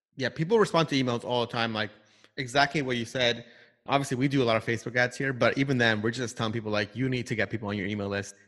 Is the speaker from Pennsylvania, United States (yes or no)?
no; New York City, New York, United States; moved away; also born or lived in California; I grew up in Long Island, Queens sort of area